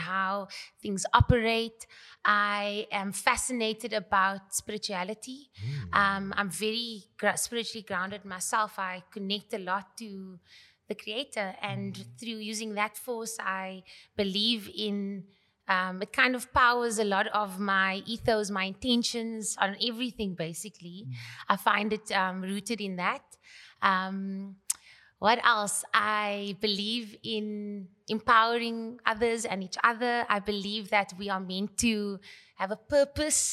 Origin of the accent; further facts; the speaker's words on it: Cape Town, Western Cape, South Africa; I grew up in Cape Town in Newfields